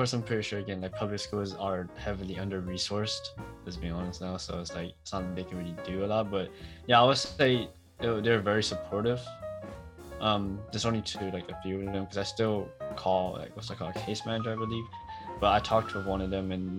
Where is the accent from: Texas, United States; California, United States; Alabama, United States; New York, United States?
California, United States; Oakland; I'm from Oakland.